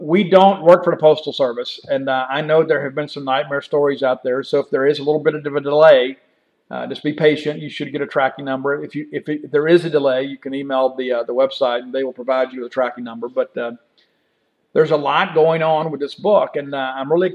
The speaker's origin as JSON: {"language": "English", "town": "Columbia", "region": "Mississippi", "country": "United States", "tie": "born or raised there", "lives_now": "Starkville, United States", "said": "my hometown of Columbia, Mississippi"}